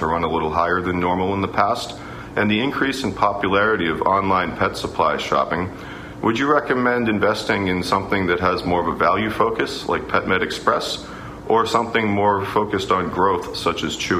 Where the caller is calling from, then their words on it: New Jersey, United States; calling from New Jersey.